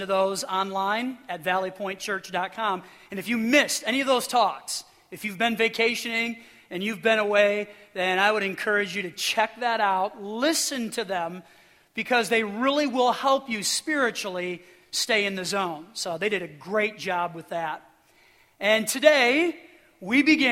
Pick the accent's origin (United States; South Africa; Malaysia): United States; Midwest; I'm from the Midwest